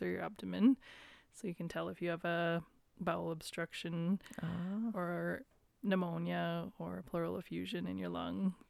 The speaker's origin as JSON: {"language": "English", "town": "Wetaskiwin", "region": "Alberta", "country": "Canada", "tie": "born or raised there", "said": "I've basically been born and raised in Wetaskiwin"}